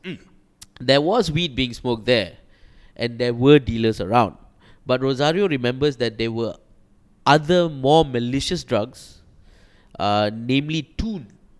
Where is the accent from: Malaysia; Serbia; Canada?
Malaysia; everybody say we Malaysians should empower ourselves.